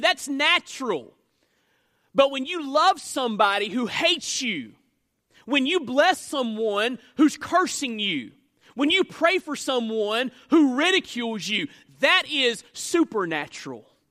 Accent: United States; I'm an American citizen

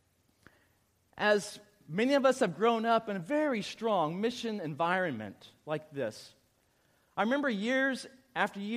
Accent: South Louisiana, United States; the church I grew up in South Louisiana

